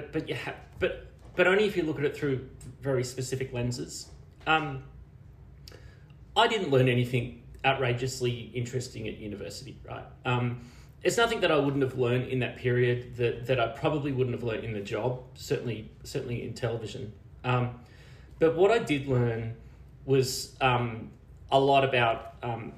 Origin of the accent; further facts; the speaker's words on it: Bungendore, New South Wales, Australia; accent: Australian; moved away as an adult; also born or lived in Wagga Wagga, Australia; I came from Bungendore, which was like a small country town just outside of Canberra